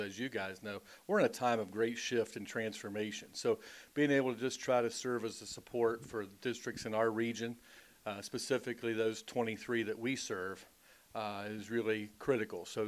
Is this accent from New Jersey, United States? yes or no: no; Huntington, West Virginia, United States; I grew up just outside of Huntington, West Virginia. So basically my whole life's been spent in Appalachia.